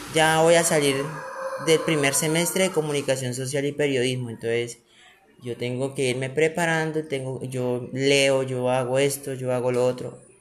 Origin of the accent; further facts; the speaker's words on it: Colombia; aquí en Colombia, en, su, en el país de ellos y en mi país